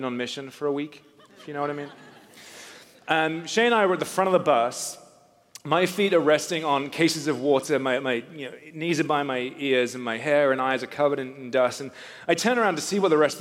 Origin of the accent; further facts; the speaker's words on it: England, United Kingdom; moved away as an adult; also born or lived in Newcastle / South Africa; I grew up in England, just north of London